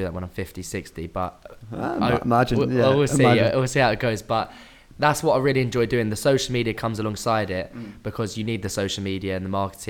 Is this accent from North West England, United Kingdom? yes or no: no; Hertfordshire, East of England, United Kingdom; moved away; I'm originally from Hertfordshire, near Hertfordshire, yeah.